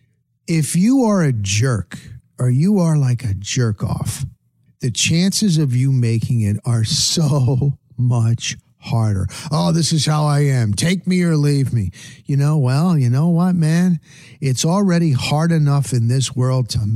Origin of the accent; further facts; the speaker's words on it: Tampa, Florida, United States; I said I was from Tampa.